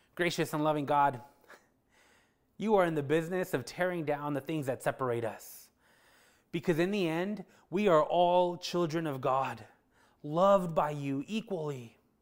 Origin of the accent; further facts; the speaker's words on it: El Paso, Texas, United States; I grew up in El Paso, Texas, which is one of the largest border crossings on the southern border